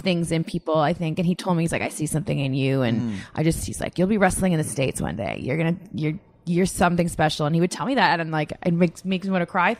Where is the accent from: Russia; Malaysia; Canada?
Canada; moved away; I come from Canada